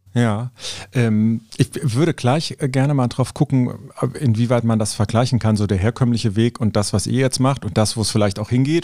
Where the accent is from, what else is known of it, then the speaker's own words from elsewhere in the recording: Cologne, North Rhine-Westphalia, Germany; Ich bin Kölner